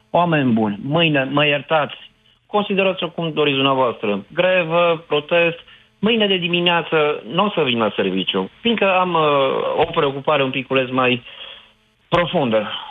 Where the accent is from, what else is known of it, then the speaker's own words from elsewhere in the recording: Romania; aș protesta pentru durerile noastre comune ca români.